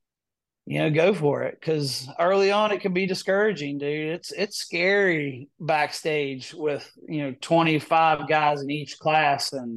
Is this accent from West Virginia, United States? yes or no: yes; West Virginia, United States; I'm from West Virginia